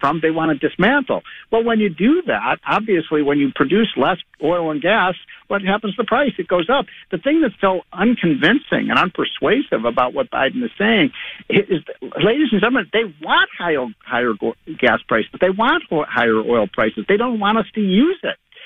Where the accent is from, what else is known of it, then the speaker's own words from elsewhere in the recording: Chicago, Illinois, United States; I'm from Chicago